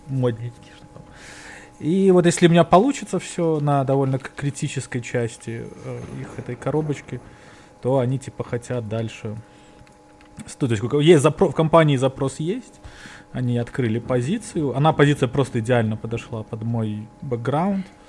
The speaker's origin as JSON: {"language": "Russian", "country": "Belarus", "moved": "yes", "lives_now": "New York, United States", "said": "Мы же белорусы"}